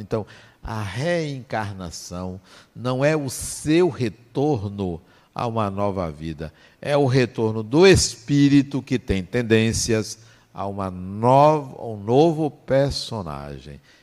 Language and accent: Portuguese; interior of Bahia, Brazil; eu nasci na Bahia, nasci no interior da Bahia